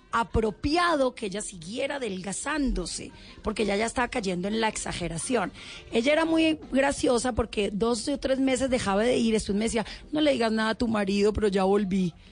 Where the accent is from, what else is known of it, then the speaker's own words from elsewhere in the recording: Cali, Valle del Cauca, Colombia; moved away as an adult; Cuando me vine de Cali, lo peor de todo es que me vine con dos maletas, que era lo que me cabía en el avión